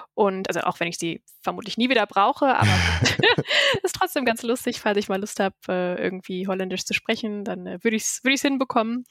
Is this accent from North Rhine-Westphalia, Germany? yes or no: yes; Essen, North Rhine-Westphalia, Germany; also born or lived in Düsseldorf / Texas; bin ja eigentlich gebürtige Düsseldorferin und bin in Essen aufgewachsen